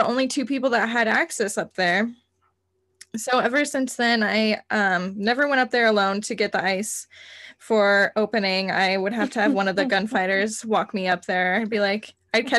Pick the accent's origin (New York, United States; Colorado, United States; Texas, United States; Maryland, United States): Colorado, United States; Cañon City; where I'm from Canyon City, Colorado